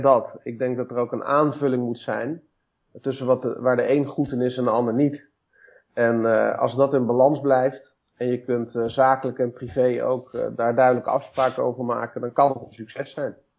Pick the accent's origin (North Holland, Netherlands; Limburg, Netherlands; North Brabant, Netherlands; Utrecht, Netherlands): Utrecht, Netherlands; Woudenberg; also born or lived in Amersfoort / Leusden; geboren in Amersfoort, getogen in Woudenberg